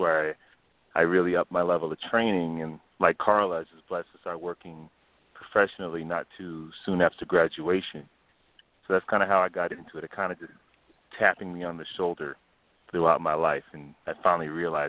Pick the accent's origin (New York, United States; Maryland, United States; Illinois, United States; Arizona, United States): New York, United States; For me, I'm from New York as well.